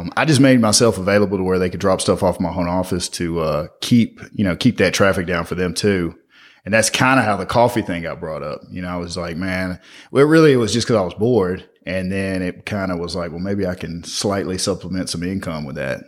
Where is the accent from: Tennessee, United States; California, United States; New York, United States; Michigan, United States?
Tennessee, United States; Memphis; I grew up in Orange Mound as a little kid